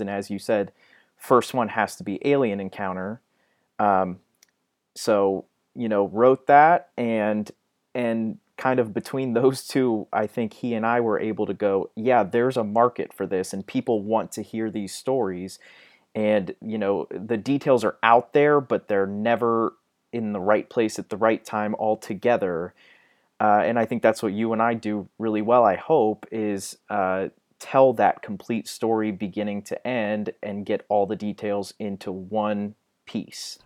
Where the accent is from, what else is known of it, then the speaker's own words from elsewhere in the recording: Ohio, United States; I'm from Ohio.